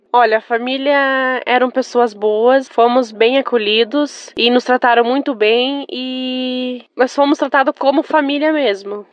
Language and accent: Portuguese; Gaspar, Santa Catarina, Brazil; sou de Santa Catarina